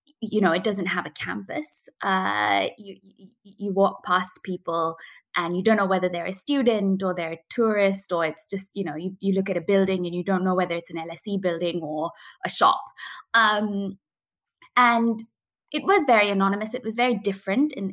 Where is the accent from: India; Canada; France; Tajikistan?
India; Coonoor, Tamil Nadu; moved away as an adult; I was born and brought up in India, in a little town called Kunnoor in the Nilgiri Mountains